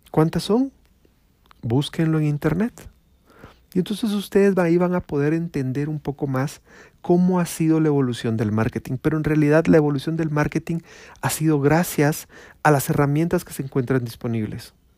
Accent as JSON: {"language": "Spanish", "country": "Guatemala", "said": "Acá en mi pueblo, en mi pueblo Guatemala"}